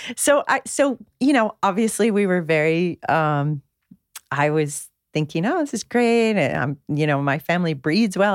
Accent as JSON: {"language": "English", "area": "just outside of Detroit", "region": "Michigan", "country": "United States", "tie": "born or raised there", "moved": "yes", "lives_now": "California, United States", "said": "I grew up in Michigan, right? In just outside of Detroit."}